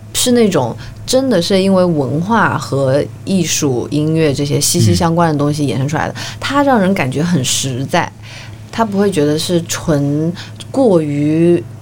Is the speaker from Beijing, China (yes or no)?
no; Changsha, Hunan, China; now in Shanghai, China; 本身我是长沙人嘛